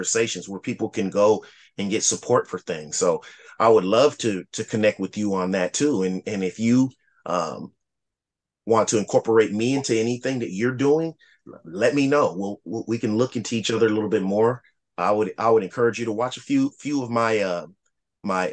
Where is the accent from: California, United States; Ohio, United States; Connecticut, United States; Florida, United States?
Ohio, United States; Lima; I'm originally from Lima, Ohio, right outside of Dayton, Ohio